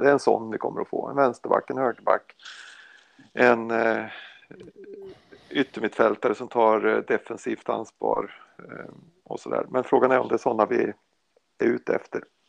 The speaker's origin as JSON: {"language": "Swedish", "country": "Sweden", "said": "jag är svensk"}